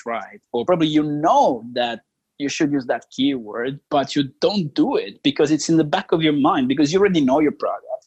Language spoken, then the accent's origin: English; Italy; moved away; I'm originally from Italy